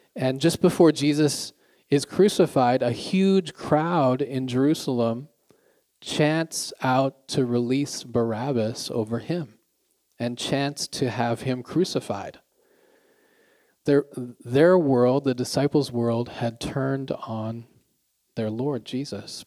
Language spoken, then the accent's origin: English; Canada; now in Pyeongtaek, South Korea; I'm Canadian